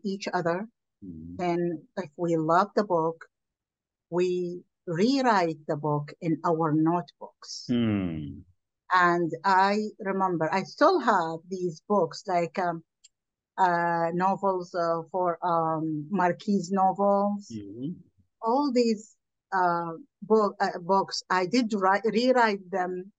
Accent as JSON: {"language": "English", "country": "Iraq", "moved": "as an adult", "lives_now": "United States", "said": "I am from Iraq"}